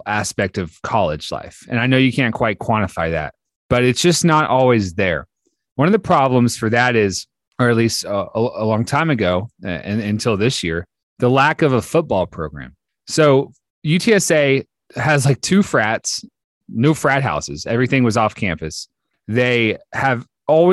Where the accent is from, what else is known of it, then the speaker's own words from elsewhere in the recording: Austin, Texas, United States; a kid growing up in Austin